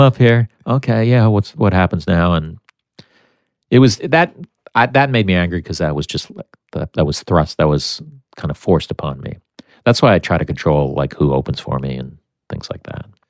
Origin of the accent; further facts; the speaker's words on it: United States; I'm American.